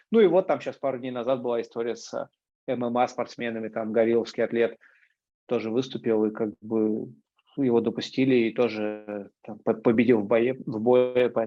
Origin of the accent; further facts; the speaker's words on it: Moscow, Russia; я родился и рос в Крылатском. Вот, а это суперспортивный район